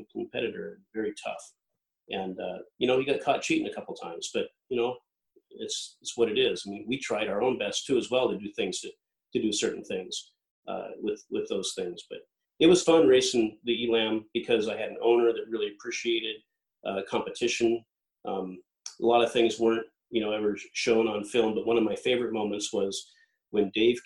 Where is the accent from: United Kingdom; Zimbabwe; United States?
United States; Lake Washington; growing up on Lake Washington, pulling a boat and rowing a boat around the island